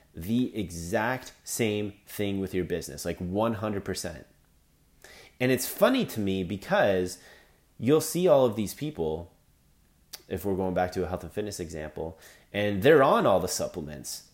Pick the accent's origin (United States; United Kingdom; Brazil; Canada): Canada; I'm Canadian